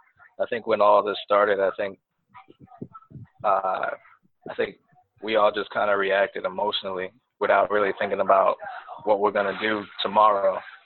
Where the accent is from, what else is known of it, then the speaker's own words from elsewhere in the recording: New York, United States; I'm born and raised in New York